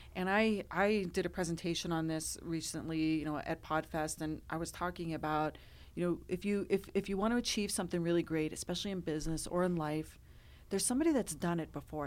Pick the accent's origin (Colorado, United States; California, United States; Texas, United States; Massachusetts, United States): Colorado, United States; born and raised in Colorado